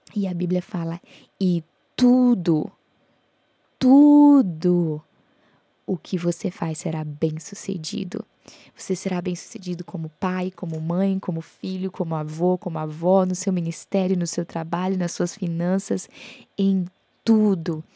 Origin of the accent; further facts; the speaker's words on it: Santarém, Pará, Brazil; Eu, eu sou da Amazônia, eu nasci em Santarém, lá na Amazônia, e eu amo a minha cidade